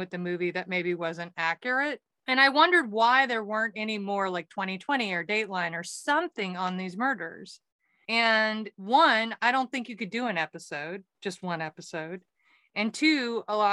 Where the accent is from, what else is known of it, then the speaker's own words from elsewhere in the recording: Waco, Texas, United States; in Waco, Texas, my hometown